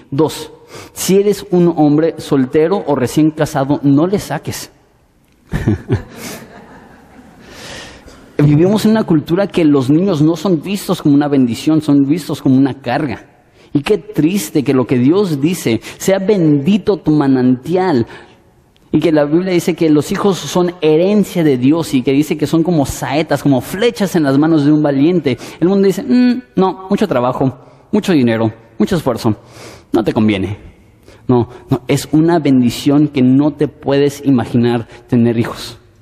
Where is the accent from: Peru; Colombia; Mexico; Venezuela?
Mexico; así somos los mexicanos.